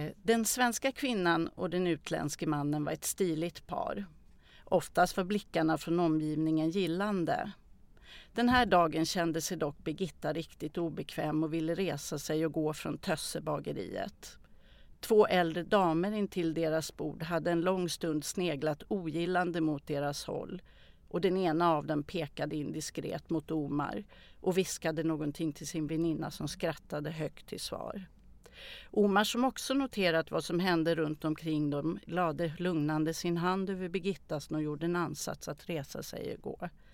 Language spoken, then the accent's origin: Swedish; Täby, Stockholm County, Sweden; Jag föddes i Stockholm. Jag har vuxit upp i Täby, mm. norr om Stockholm.